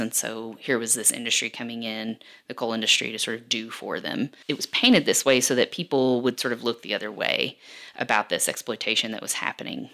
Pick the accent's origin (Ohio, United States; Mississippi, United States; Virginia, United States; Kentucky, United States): Kentucky, United States; Perry County, Eastern; now in Lexington, United States; I'm from the region. I'm from Perry County